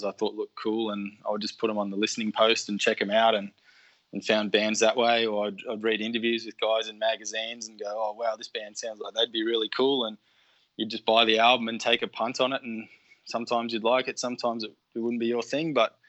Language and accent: English; Canberra, Australian Capital Territory, Australia; moved away as an adult; also born or lived in Lismore; I grew up in Canberra